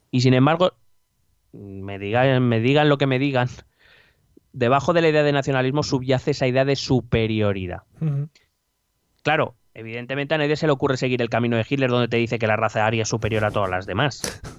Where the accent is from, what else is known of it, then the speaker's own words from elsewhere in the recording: Spain; born there; yo soy español porque he nacido en un Estado-nación llamado, en un país llamado España